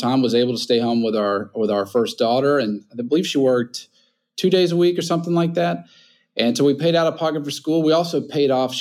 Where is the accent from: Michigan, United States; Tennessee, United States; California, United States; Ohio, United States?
Tennessee, United States; Nashville; also born or lived in St. Louis, Missouri; now in New Orleans, United States; I grew up in Nashville, Tennessee